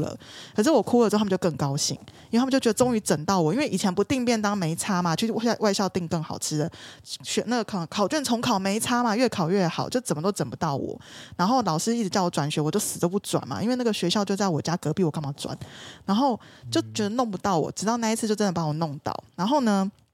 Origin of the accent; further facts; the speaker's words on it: southern Taiwan, Taiwan; 我是南部人